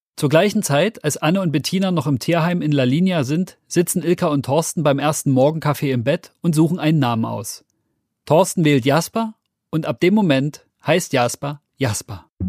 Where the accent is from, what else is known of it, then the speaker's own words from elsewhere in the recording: Germany; Bei uns in Deutschland